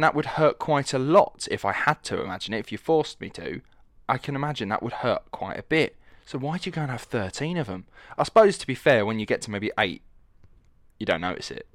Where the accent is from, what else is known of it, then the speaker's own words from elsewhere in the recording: Essex, East of England, United Kingdom; accent: estuary; I'm from Essex, which is the east side of London